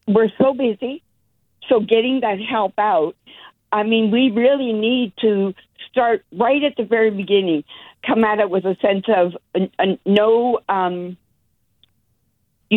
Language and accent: English; Canada; now in Sacramento, United States; I am white Canadian